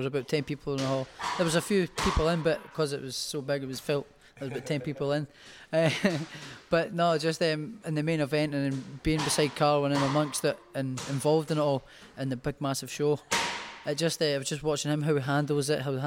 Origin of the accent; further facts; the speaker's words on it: Scotland, United Kingdom; I'm Scottish